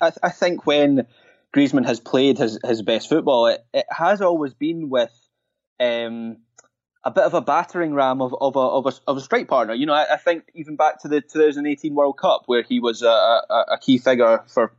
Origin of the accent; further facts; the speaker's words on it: Scotland, United Kingdom; as a Scottish football fan